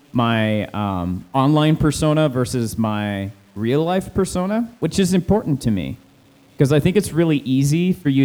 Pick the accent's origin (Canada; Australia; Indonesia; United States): Canada; I like being Canadian-centric